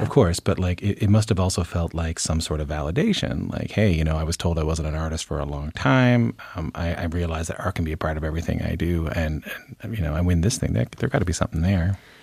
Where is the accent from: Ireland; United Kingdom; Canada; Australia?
Canada; Newfoundland and Labrador; moved away; I'm from Newfoundland.